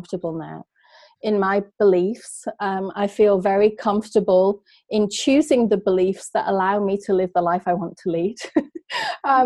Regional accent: England, United Kingdom; I was brought up in England

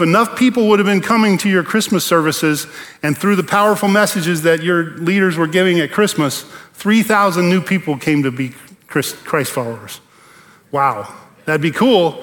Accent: Bakersfield, California, United States; moved away; I grew up in Bakersfield.

